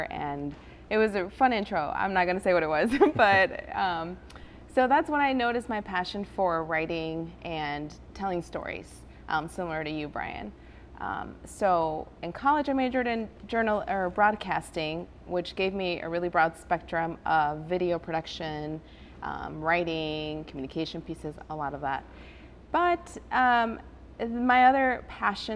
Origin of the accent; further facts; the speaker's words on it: Elkhart, Indiana, United States; English is a second language; also born or lived in Guadalajara, Mexico; now in Goshen, United States; I moved here with my mom when I was 7, not knowing any word of English. So I grew up in Elkhart